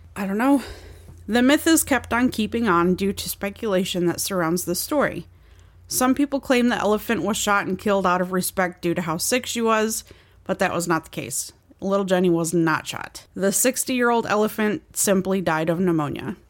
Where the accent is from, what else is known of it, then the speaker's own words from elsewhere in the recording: near Waterford, Michigan, United States; near my hometown